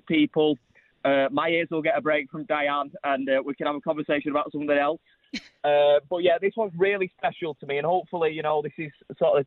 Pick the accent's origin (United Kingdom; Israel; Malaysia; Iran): United Kingdom; Manchester, North West England; I'm actually in Manchester now, in my hometown.